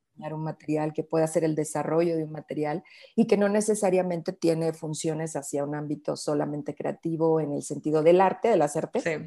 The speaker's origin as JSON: {"language": "Spanish", "region": "Sierra of the Mexican Bajío", "country": "Mexico", "tie": "born or raised there", "moved": "yes", "lives_now": "Mexico City, Mexico", "said": "soy de México, soy de la zona de la Sierra del Bajío mexicano."}